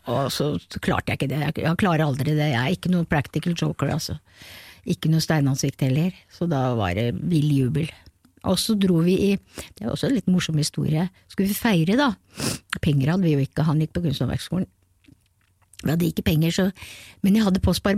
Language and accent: Norwegian; Kongsberg, Buskerud, Norway; jeg er født på Kongsberg og jeg elsker den byen, så Kongsberg snakker jeg alltid om